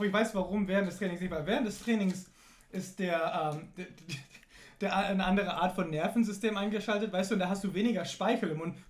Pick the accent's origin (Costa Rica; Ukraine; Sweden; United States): United States; now in Germany; Ich bin in den USA aufgewachsen